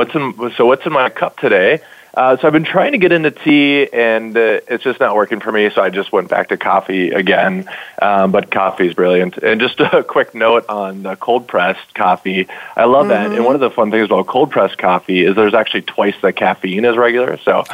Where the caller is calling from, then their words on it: Minneapolis, Minnesota, United States; So I'm calling from Minneapolis, Minnesota. So everybody is quite familiar with how cold it is here, and we just did have snow about 5 days ago.